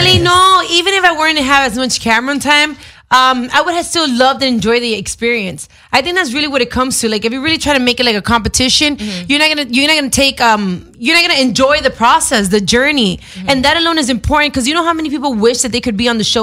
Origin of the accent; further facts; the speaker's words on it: Dominican Republic; my culture or nationality, I'm Dominican